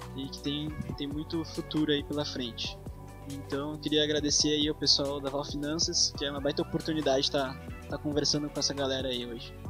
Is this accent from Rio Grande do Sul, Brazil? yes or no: yes; Porto Alegre, Rio Grande do Sul, Brazil; sou de Porto Alegre aqui, estou estudando no Colégio Monteiro Lobato